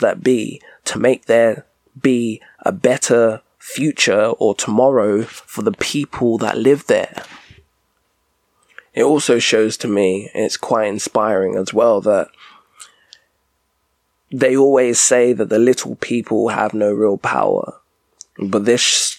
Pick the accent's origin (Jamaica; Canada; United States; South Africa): Jamaica; I'm Jamaican myself